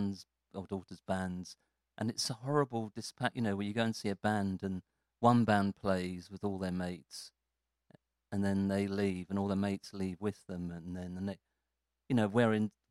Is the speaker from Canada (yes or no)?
no; Morden, London, United Kingdom; I'm just from Malden